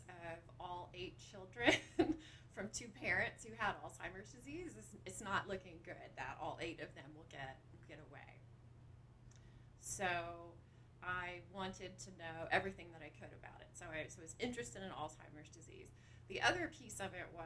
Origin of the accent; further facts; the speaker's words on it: Lexington, Kentucky, United States; I am from Lexington. So I grew up here right where Sanders Brown is.